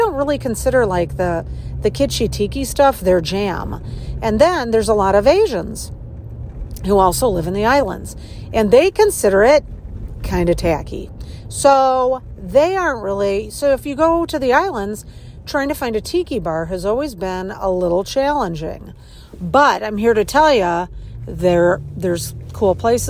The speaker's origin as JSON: {"language": "English", "town": "Chicago", "region": "Illinois", "country": "United States", "said": "I'm from Chicago"}